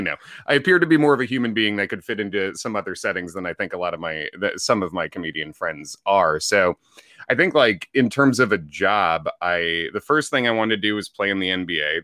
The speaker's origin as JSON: {"language": "English", "town": "Chicago", "region": "Illinois", "country": "United States", "tie": "born or raised there", "also_born_or_lived": "Indiana", "moved": "as an adult", "lives_now": "New York City, United States", "said": "I grew up in the Chicago area"}